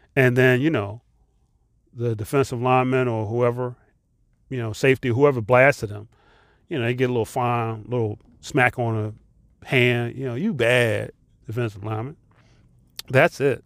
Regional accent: United States; I'm American

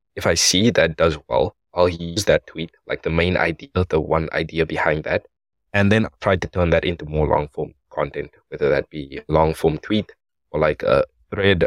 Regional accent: South Africa; I am from South Africa

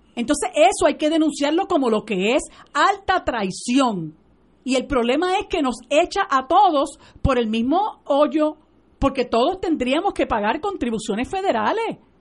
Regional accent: Puerto Rico; aquí en Puerto Rico nosotros tomamos esa decisión, lo discutimos nosotros como puertorriqueños

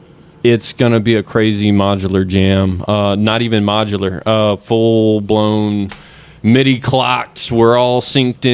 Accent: Houston, Texas, United States; I'm from Houston

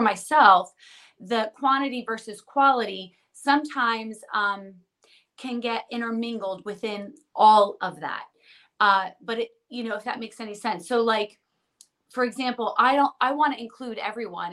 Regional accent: New Jersey, United States; We're from New Jersey

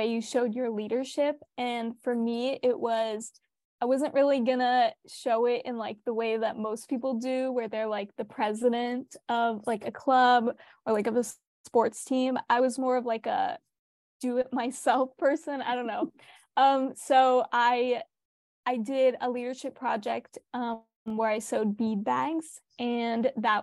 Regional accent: Long Beach, California, United States; I grew up in Long Beach, California, and I go to Millikan High School

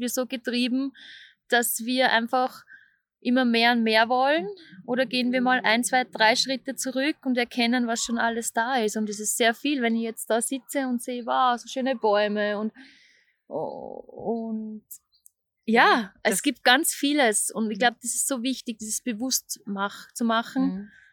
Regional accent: Austria; moved away as an adult; also born or lived in Vienna, Austria; now in Zurich, Switzerland; ich bin, man hört es, aus Österreich

